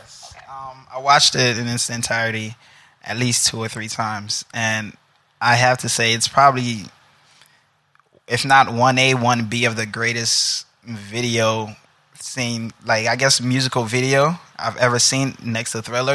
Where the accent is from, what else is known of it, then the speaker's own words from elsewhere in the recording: New York City, New York, United States; now in New Jersey, United States; Originally from Brooklyn, but live in Jersey now.